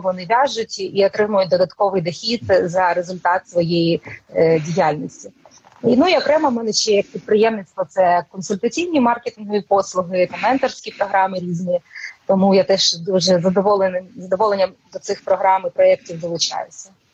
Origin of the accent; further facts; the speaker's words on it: Novopskov, Luhansk Oblast, Ukraine; moved away as an adult; now in Kyiv, Ukraine; я народилася на Луганщині в Новопскові. І для мене це е, я жила там дуже довгий час, жила в Луганську і пізніше приїхала в Київ.